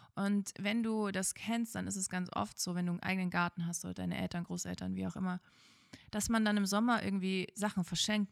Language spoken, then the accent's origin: German; former East Germany, Germany; Ich komme aus der ehemaligen DDR und ähm, als ich, ich bin gerade so in der Wendezeit geboren